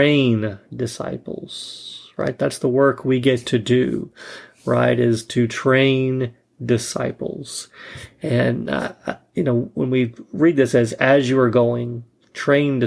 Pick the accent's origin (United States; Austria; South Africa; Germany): United States; North Georgia; moved away; Originally, I am from North Georgia